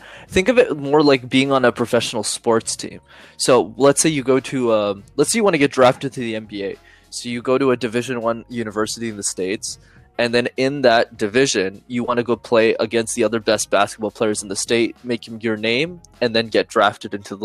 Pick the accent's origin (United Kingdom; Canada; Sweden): Canada; Montreal, Quebec; I'm from Montreal